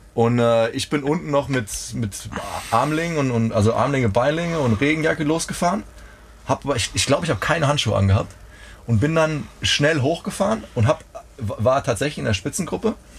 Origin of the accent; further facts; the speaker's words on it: Rhineland-Palatinate, Germany; ich bin aufgewachsen in der Pfalz